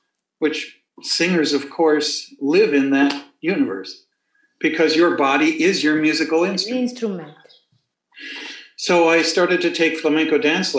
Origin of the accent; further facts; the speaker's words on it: Minneapolis, Minnesota, United States; Growing up in Minneapolis, Minnesota